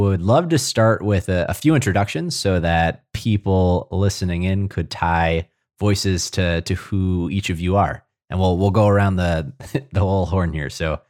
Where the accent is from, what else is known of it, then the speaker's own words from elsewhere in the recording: New York City, New York, United States; moved away; the playgrounds I grew up in back in New York City